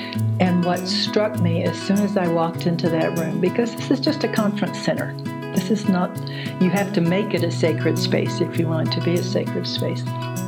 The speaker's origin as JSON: {"language": "English", "town": "Houston", "region": "Texas", "country": "United States", "tie": "born or raised there", "also_born_or_lived": "San Francisco Bay Area, California / Colorado", "moved": "as an adult", "said": "I grew up in Houston. And I remember asking myself, because it felt very kind of weird, what is a wasp from Texas doing studying Peruvian shamanism?"}